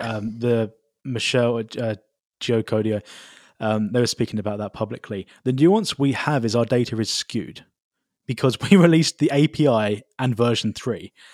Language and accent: English; United Kingdom; moved away; I am a British citizen